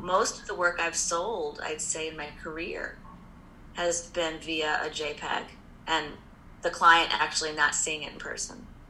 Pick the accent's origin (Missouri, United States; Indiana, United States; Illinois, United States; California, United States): Indiana, United States; Indianapolis; moved away; also born or lived in New York; I'm from Indianapolis originally. I mean, I wasn't born there, but I grew up there and went to school in Indiana